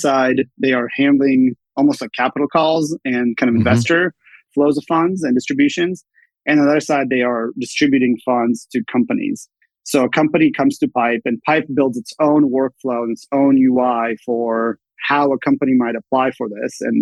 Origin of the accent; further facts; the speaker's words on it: Redmond, Washington, United States; moved away as an adult; also born or lived in Bay Area; I grew up in Redmond, Washington, both my parents were Microsoft